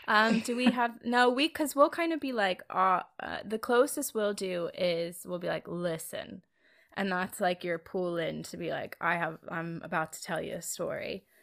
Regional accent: Philadelphia, Pennsylvania, United States; Very, very exclusively and specifically Philadelphia. As far as kind of my hometown, I don't think we have like our specific way of inflecting.

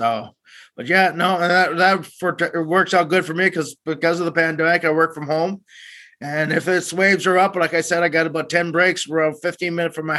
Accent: Sault Ste. Marie, Ontario, Canada; moved away as an adult; also born or lived in Guelph, Ontario; now in East Coast, Canada; I'm originally from just outside Sault Ste. Marie

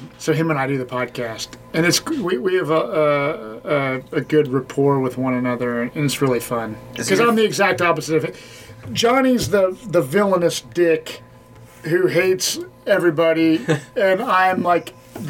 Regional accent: Cincinnati, Ohio, United States; I grew up in Anderson Township, and then I lived in Cherry Grove area off Beach Rock.

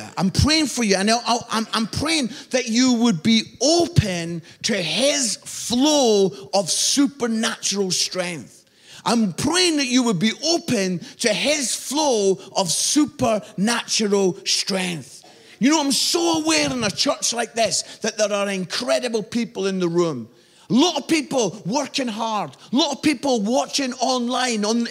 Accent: Edinburgh, Scotland, United Kingdom; moved away as an adult; also born or lived in Barnsley; I'm from Edinburgh, beautiful city in Scotland

